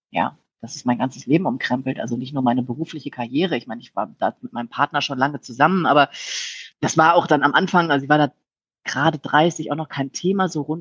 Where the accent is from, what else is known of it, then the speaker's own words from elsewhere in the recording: Rhineland, Germany; Ich meine, das, ich bin sehr offen und ich komme aus dem Rheinland